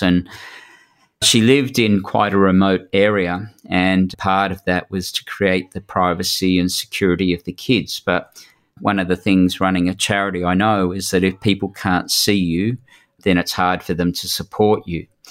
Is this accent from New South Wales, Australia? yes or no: yes; New South Wales, Australia; I'm from New South Wales